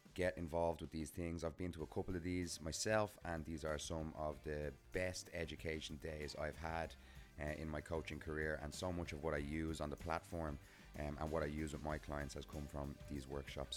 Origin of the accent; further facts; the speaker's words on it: Dublin, Leinster, Ireland; Dublin, my hometown